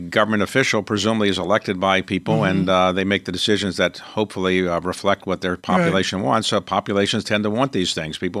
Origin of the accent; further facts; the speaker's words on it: Baltimore, Maryland, United States; So I am from Baltimore.